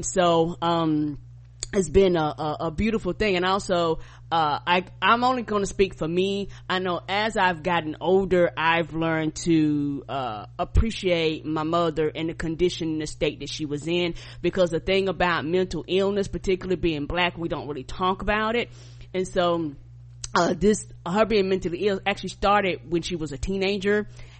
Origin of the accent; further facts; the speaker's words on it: Albany, New York, United States; born there; because I was born in Albany, New York, and so when I was born